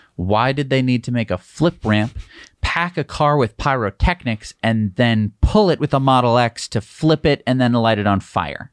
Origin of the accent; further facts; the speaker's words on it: United States; I'm an American.